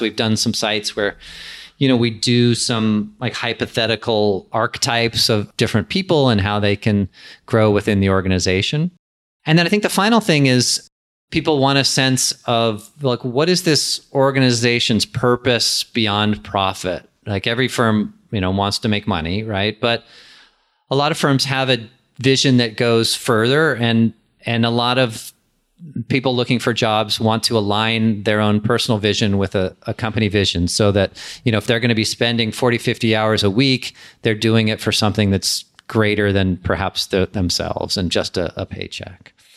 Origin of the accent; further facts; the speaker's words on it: San Diego, California, United States; also born or lived in Los Angeles; When I moved back from Los Angeles to San Diego, where I grew up